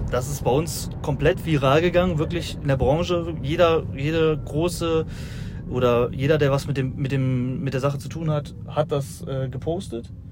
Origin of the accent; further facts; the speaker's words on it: North Rhine-Westphalia, Germany; also ich komme aus der Nähe von Düsseldorf, bin 28 äh, Jahre alt